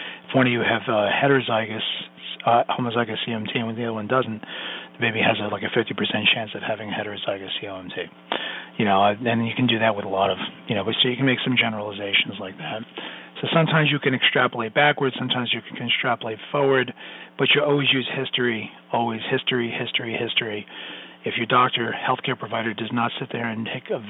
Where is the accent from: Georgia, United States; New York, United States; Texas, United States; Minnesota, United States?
New York, United States; New York City; I'm Sicilian from Brooklyn